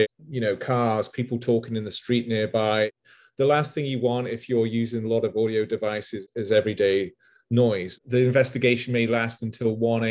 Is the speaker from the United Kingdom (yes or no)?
yes; England, United Kingdom; growing up in England